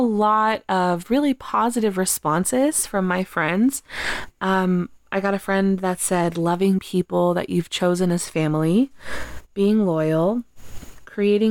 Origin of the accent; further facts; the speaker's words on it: Texas, United States; now in New York, United States; after I moved away from Texas and I moved to New York